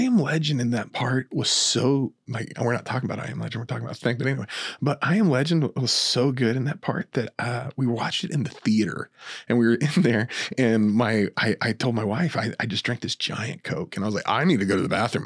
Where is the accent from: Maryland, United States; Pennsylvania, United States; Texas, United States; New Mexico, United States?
New Mexico, United States; moved away; I'm from New Mexico originally